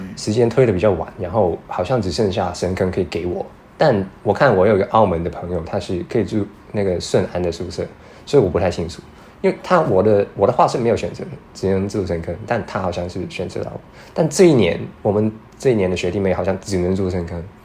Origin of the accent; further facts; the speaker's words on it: Hong Kong; moved away as an adult; now in Taiwan; 来自香港，然后在四七年大二